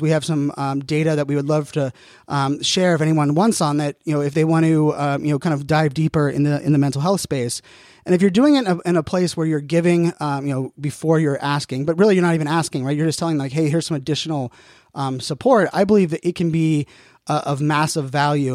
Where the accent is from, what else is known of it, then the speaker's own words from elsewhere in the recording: Pittsburgh, Pennsylvania, United States; I'm born and raised in Pittsburgh, so diehard Steeler fan